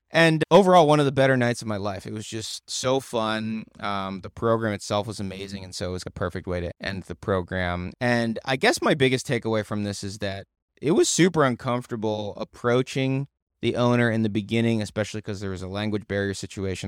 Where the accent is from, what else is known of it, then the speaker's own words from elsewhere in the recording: United States; I'm American. We're American